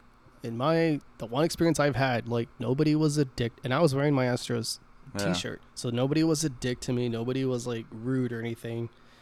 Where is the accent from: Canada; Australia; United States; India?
United States; Texas; I'm from Texas, bro.